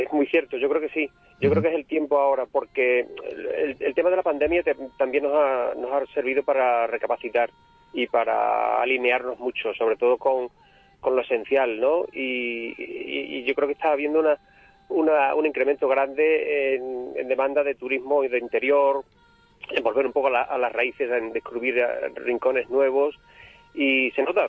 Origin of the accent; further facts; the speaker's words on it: Burguillos del Cerro, Extremadura, Spain